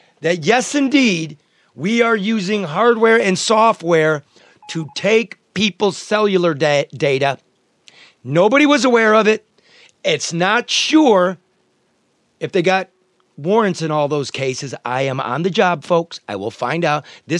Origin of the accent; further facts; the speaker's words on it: United States; I'm an American.